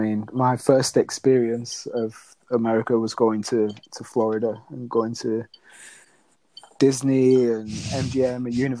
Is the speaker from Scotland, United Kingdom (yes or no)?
no; Bolton, North West England, United Kingdom; moved away as an adult; also born or lived in Loughborough / Nottingham; now in United States; So I'm English, as you can probably tell. I grew up in the northwest of England, so in a town called Bolton, just outside of Manchester. Was there most of my childhood through to kind of 18, and then went off to university.